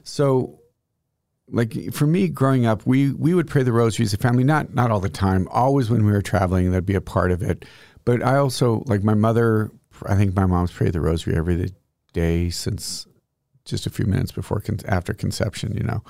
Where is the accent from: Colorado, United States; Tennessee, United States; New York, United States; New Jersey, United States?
Colorado, United States; northeast; moved away; I'm obviously from Colorado, but northeast Colorado